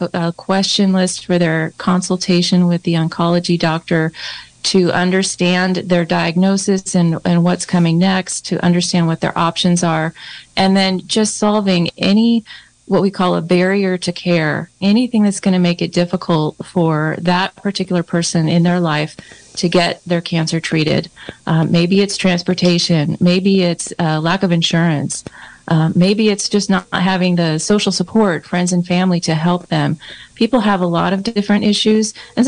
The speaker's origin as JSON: {"language": "English", "town": "Santa Rosa", "region": "California", "country": "United States", "tie": "born or raised there", "also_born_or_lived": "Branscomb, California", "moved": "as an adult", "lives_now": "Mendocino County, United States", "said": "we moved up from Santa Rosa, which where I was mostly raised"}